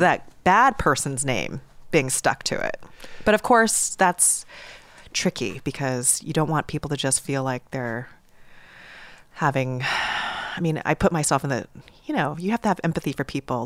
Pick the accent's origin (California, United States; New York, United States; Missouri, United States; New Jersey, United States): New York, United States; I'm in from New York